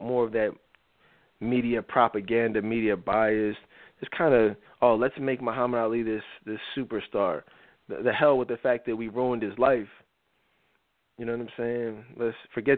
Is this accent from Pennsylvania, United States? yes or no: yes; Philadelphia, Pennsylvania, United States; I'm from Philly, so I'm a Sixers fan